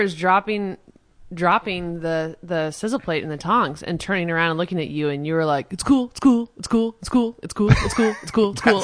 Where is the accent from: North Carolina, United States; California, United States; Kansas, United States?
Kansas, United States; Baldwin City; I was raised on, like, a just hippie farm outside of Lawrence.